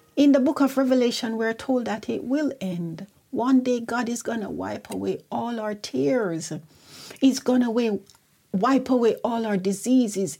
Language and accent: English; Jamaica; now in United Kingdom; I remember when I was growing up in Jamaica, we had devotion every morning.